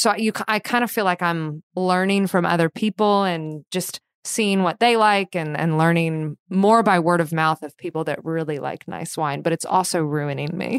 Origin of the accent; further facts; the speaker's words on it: Kentucky, United States; I grew up in Kentucky